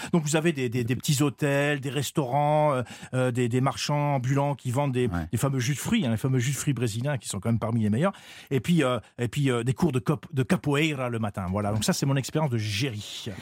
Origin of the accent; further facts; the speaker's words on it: France; en tant que Français